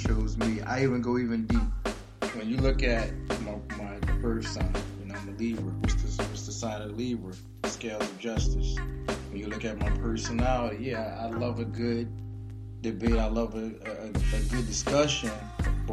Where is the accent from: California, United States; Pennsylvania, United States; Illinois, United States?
Pennsylvania, United States; Philadelphia; I'm originally from Germantown, but also grew up in West Philly too.